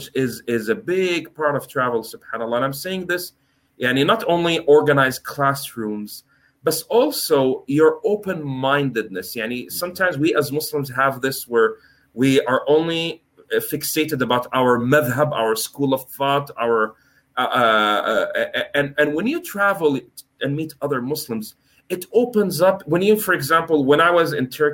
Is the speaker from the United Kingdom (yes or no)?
no; Canada; moved away as an adult; also born or lived in United States / Norway; I'm born in the US, I'm from Canada, my parents Egyptian and Turkish